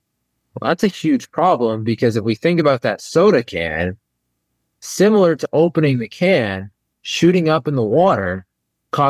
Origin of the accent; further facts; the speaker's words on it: Indiana, United States; I grew up in Indiana